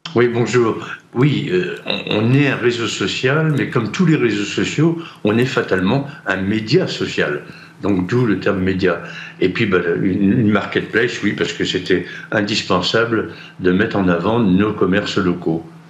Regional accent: Brittany, France; j'ai un drapeau breton et je revendique la Bretagne et, notre culture bretonne

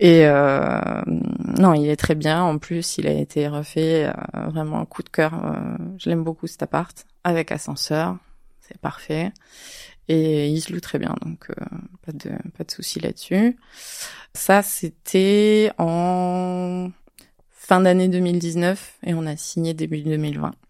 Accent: Avignon, Provence-Alpes-Côte d'Azur, France; je suis d'Avignon

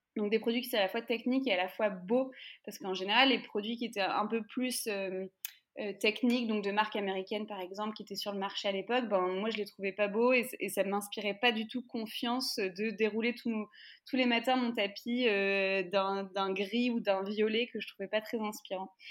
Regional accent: France; nous en France, en fonction de évidemment là où tu grandis, moi, là où j'ai grandi

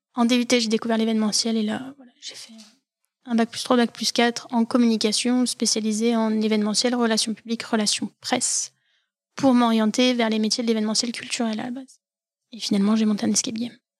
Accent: Saint-Étienne, Auvergne-Rhône-Alpes, France; also born or lived in Valence / Lyon; je suis stéphanoise. Je suis née à l'hôpital Nord comme beaucoup de Stéphanois. Euh, ma famille vient de l'ouest de la France. Euh, mes deux parents sont originaires du Maine-et-Loire. Et moi, je suis née à Saint-Étienne. J'ai grandi à Saint-Étienne

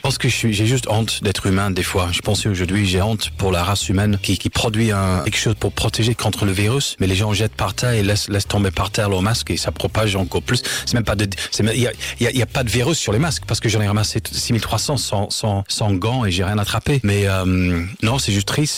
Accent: Leeds, Yorkshire and the Humber, United Kingdom; French is a second language; moved away as an adult; also born or lived in Lille / Paris; now in Marseille, France; je suis anglais, je suis né à Leeds en Angleterre

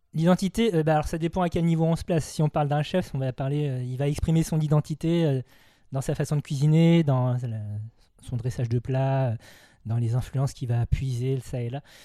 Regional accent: Vendée, Pays de la Loire, France; moved away as an adult; also born or lived in Nantes / Paris; J'ai grandi en Vendée dans une famille vendéenne car j'ai été adopté.

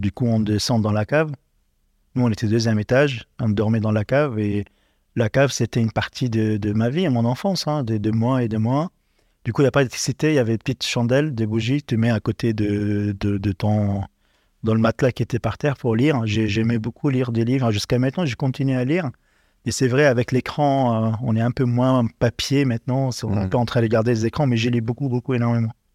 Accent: Tripoli, North Governorate, Lebanon; moved away as an adult; also born or lived in Liberia; now in Paris, France; je grandis dans, les quartiers les plus populaires du Liban, du coup, Tripoli, dans le souk de Tripoli

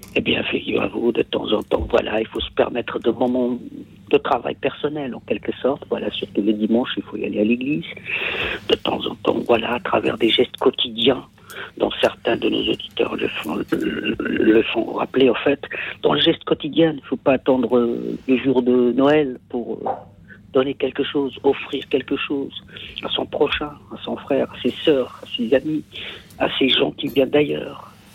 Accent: Kabylie, Algeria; French is a second language; moved away; chez nous en Kabylie

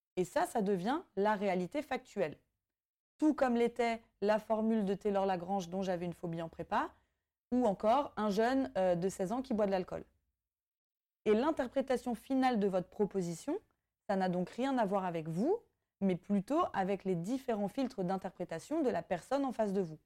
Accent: Brittany, France; ayant grandi en France et particulièrement en Bretagne

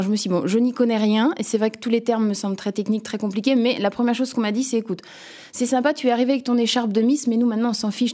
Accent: Nantes, Pays de la Loire, France; je viens de Nantes, euh, cette belle ville de l'Ouest

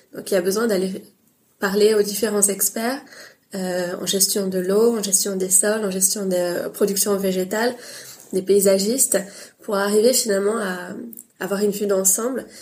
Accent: Paris, Île-de-France, France; j'ai une mère bretonne et un père tunisien et je suis née à Paris

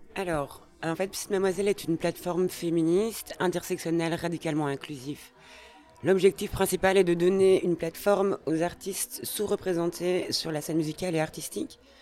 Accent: Brussels, Brussels-Capital Region, Belgium; je suis née à Bruxelles

